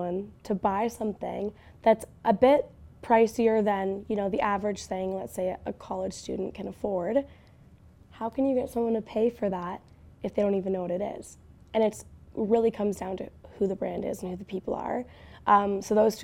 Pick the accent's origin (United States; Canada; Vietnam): Canada; as a Canadian